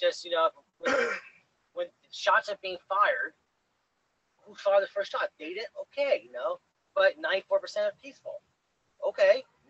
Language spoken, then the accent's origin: English; United States; I am American, I am white, and I am a Muscat.